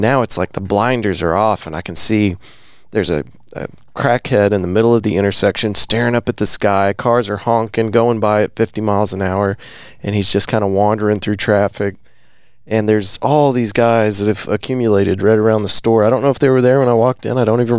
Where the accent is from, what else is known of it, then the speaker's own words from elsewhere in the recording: Texas, United States; Well, we're Texan.